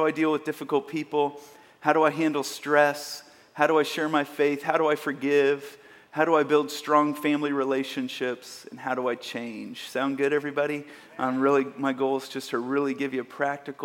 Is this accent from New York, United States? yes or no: no; Kansas City, Missouri, United States; I grew up in the Midwest, mostly here in Kansas City